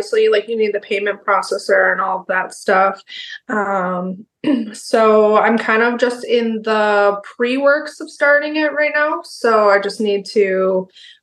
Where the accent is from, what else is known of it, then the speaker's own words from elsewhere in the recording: Wisconsin, United States; I'm from Wisconsin